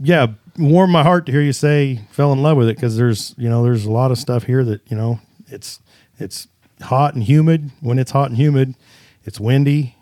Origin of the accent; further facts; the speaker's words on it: Kansas, United States; Kansas guy